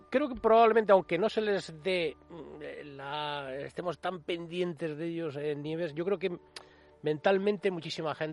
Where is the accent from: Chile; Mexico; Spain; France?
Spain; Sestao, Basque Country; Yo soy de Sestao, Vizcaya.